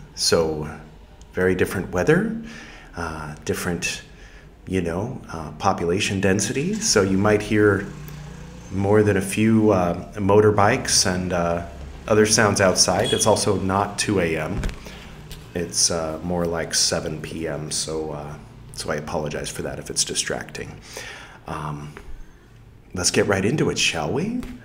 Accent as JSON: {"language": "English", "region": "California", "country": "United States", "said": "I am from California"}